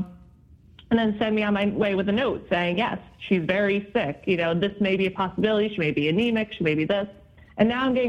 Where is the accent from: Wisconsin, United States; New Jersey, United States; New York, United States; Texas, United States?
New Jersey, United States; born or raised there; moved away as an adult; also born or lived in Boston, Massachusetts